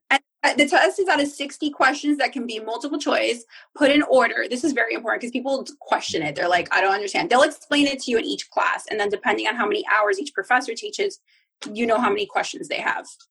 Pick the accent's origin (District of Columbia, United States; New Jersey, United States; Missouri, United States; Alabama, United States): New Jersey, United States; now in South Florida, United States; I'm originally from Jersey